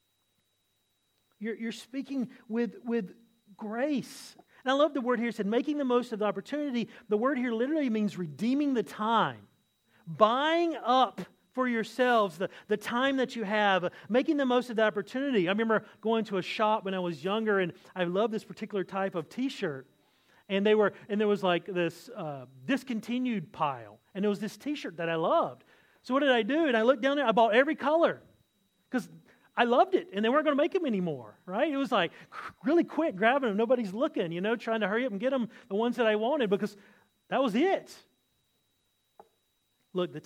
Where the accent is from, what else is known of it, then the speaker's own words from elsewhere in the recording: the South, United States; now in Australia; I'm from America